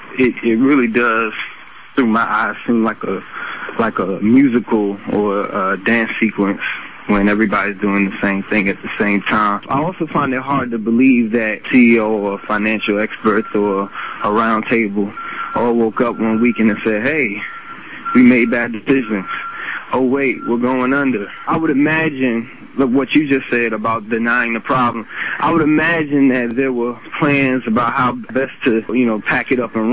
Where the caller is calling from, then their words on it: Washington, District of Columbia, United States; calling from D.C.